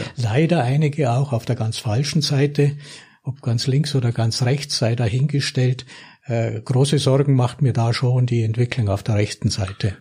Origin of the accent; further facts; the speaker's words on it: Lechbruck, Bavaria, Germany; wie schön diese Kindheit da in Lechbruck war und wie, wie schön es war, dort aufzuwachsen